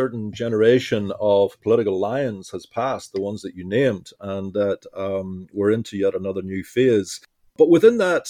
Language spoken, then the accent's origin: English; Dublin, Leinster, Ireland